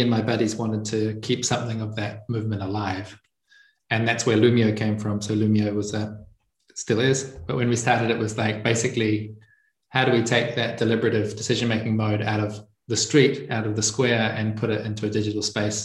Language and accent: English; New Zealand; moved away as an adult; now in Italy; I'm from New Zealand. And I left about 5 years ago, and now I'm currently living in Italy. I grew up on a farm in a very remote part of a remote region in the remote country